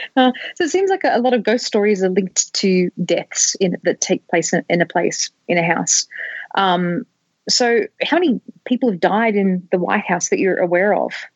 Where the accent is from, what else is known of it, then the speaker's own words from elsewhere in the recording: Australia; an Australian